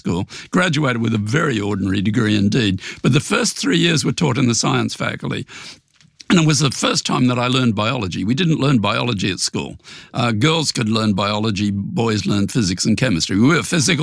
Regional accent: Brisbane, Queensland, Australia; moved away as an adult; also born or lived in Memphis, Tennessee; I grew up in Brisbane

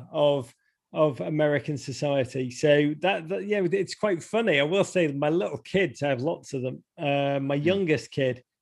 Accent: England, United Kingdom; born there; And and I'll just say that not as an English born person, because I honestly genuinely don't give a crap. Um, but apart from my family are there, it would have been nice for them.

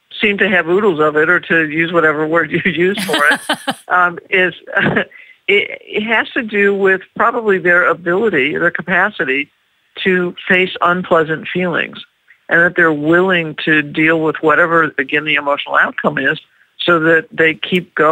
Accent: Los Angeles, California, United States; I'm from Los Angeles, California

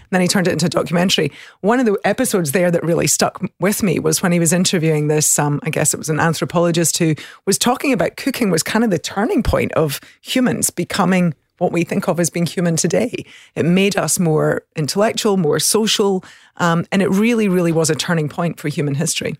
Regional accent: the country south of Glasgow, Scotland, United Kingdom; accent: country accent; moved away; I grew up in the country, um, south of Glasgow, so in the country, which is, I think people are always surprised by my accent, but the country accent tends to be a little softer.

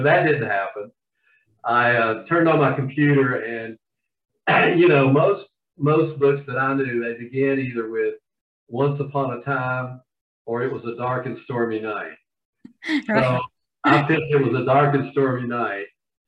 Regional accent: the South, United States; And as you can probably tell from my accent, I'm from the South.

